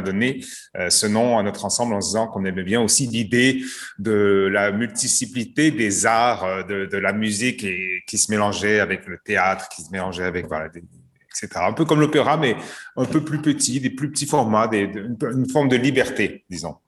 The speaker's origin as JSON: {"language": "French", "country": "Canada", "also_born_or_lived": "Montreal", "moved": "yes", "said": "Je suis canadien d'origine."}